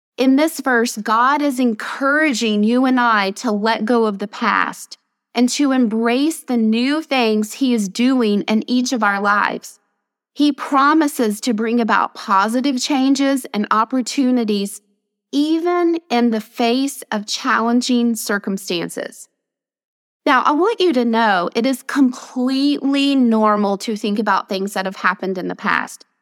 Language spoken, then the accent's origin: English; Nashville, Tennessee, United States; I'm a native Nashvilleian